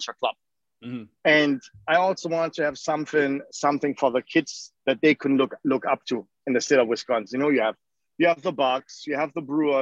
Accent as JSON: {"language": "English", "town": "Leverkusen", "region": "North Rhine-Westphalia", "country": "Germany", "tie": "born or raised there", "moved": "as an adult", "lives_now": "Milwaukee, United States", "said": "I grew up in Leverkusen, Germany"}